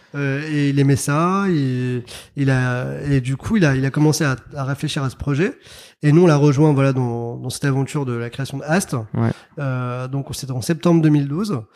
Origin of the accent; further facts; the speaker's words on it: Paris, Île-de-France, France; also born or lived in Algiers, Algeria; j'ai grandi en région parisienne et à Paris